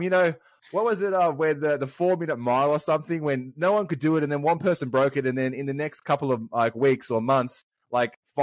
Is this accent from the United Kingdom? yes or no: no; Sydney, New South Wales, Australia; I'm from Sydney as well